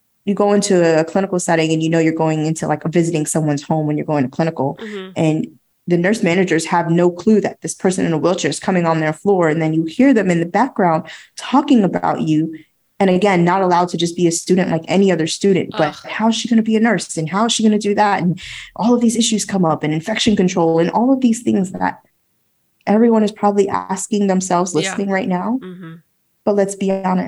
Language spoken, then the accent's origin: English; New York, United States; I'm a New Yorker